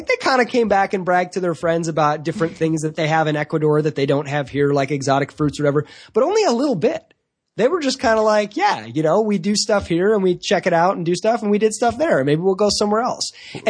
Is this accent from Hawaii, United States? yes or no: no; Michigan, United States; moved away as an adult; also born or lived in Virginia / South Carolina; now in Charleston, United States; I grew up in Michigan